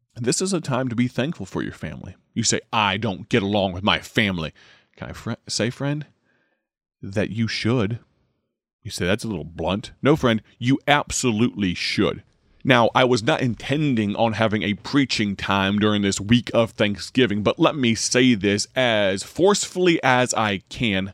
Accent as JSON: {"language": "English", "town": "Dwight", "country": "United States", "tie": "born or raised there", "said": "That's my hometown station, based out of my home church, the gospel voice of Dwight"}